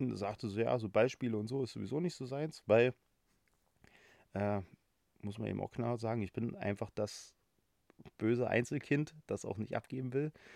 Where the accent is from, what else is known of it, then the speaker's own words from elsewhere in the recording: Halle, Saxony-Anhalt, Germany; gebürtiger Hallenser, äh, wohne auch in Halle